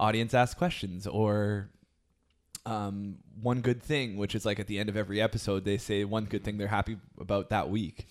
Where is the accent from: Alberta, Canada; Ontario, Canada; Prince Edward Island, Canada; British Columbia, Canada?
British Columbia, Canada; Vancouver; moved away as an adult; now in Ottawa, Canada; I'm from Vancouver originally and, you know, I've, I've moved to Ottawa